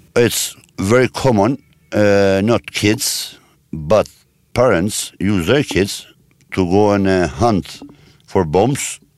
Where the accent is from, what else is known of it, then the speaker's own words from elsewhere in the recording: Kosovo; moved away as an adult; my home country, because Kosovo